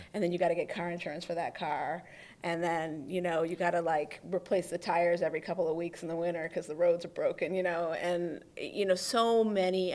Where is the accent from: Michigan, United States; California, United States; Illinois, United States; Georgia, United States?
Michigan, United States; suburbs of Detroit, Oakland County; moved away as an adult; also born or lived in Philadelphia / New York; now in Detroit, United States; I'm originally from Oakland County. Okay. I grew up in the suburbs of Detroit